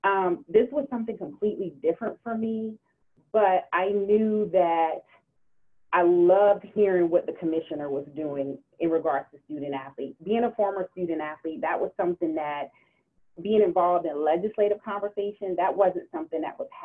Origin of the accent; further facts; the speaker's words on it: Georgia, United States; moved away; also born or lived in Florida; I'm from Georgia, too.